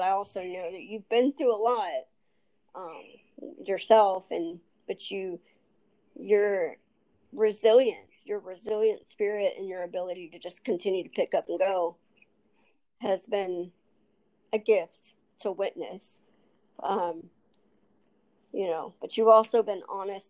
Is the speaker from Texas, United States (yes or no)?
yes; Texas, United States; accent: Texas; also born or lived in Albuquerque, New Mexico / Los Angeles; I was actually born in Albuquerque, New Mexico, but I was raised in Texas